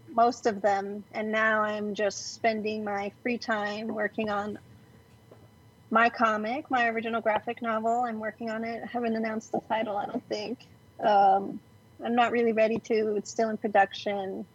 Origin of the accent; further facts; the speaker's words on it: Glendale, California, United States; now in Los Angeles, United States; I was born in downtown or no Los Angeles proper, but raised in Glendale